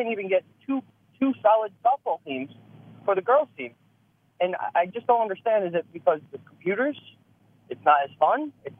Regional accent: Hazlet, New Jersey, United States; I grew up in Hazlitt. I've been here for about 27 years.

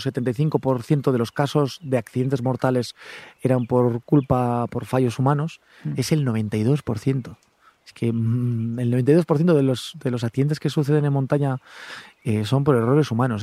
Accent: Gorbea, between Álava and Biscay, Basque Country, Spain; estamos en este lugar tan bonito, ubicados entre Álava y Vizcaya, en el Gorbea, pues voy a vender un poquito mi tierra

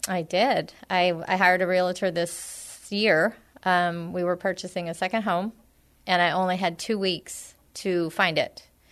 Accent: San Antonio, Texas, United States; also born or lived in Bandera, Texas; I grew up in San Antonio. I've been in and around the area for my entire life

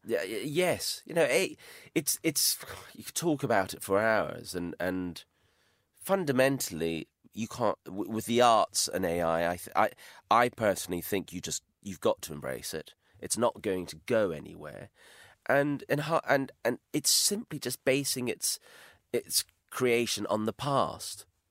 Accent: Highlands of Scotland, United Kingdom; moved away; I was brought up in the Highlands of Scotland

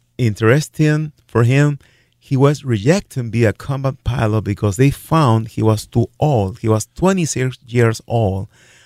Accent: Lima, Peru; moved away as an adult; also born or lived in Worthington, Minnesota; now in Sioux Falls, United States; I am from Lima, Peru.

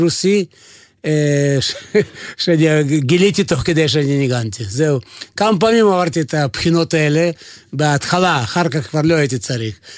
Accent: Vilnius, Vilnius County, Lithuania; Hebrew is a second language; moved away as an adult; also born or lived in Kyiv, Ukraine; now in Israel; נולדתי בברית המועצות, נולדתי בקייב, אבל אה, כל החיים שלי בברית המועצות היה בווילנה, בליטואניה.

